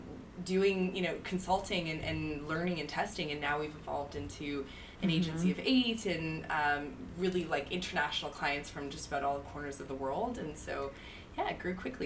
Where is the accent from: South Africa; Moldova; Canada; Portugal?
Canada; now in New York, United States; I'm from Canada, but I've been